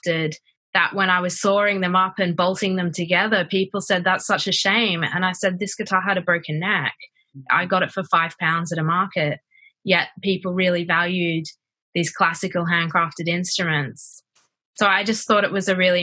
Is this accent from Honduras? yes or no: no; Brisbane, Queensland, Australia; moved away as an adult; also born or lived in New York / Lyon, France; now in London, United Kingdom; I'm originally from Brisbane, Australia